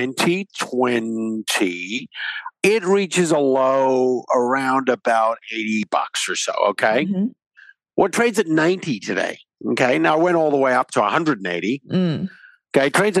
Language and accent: English; Vancouver, British Columbia, Canada; I'm actually from Vancouver